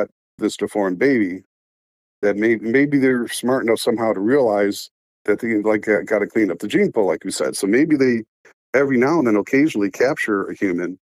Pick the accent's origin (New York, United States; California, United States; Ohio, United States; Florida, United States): Ohio, United States; Cleveland; moved away; my hometown of Cleveland